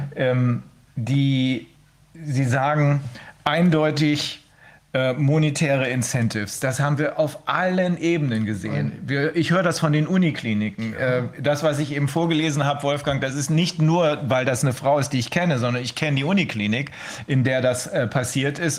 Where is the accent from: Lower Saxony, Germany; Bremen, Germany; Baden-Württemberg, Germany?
Bremen, Germany; bei uns in Bremen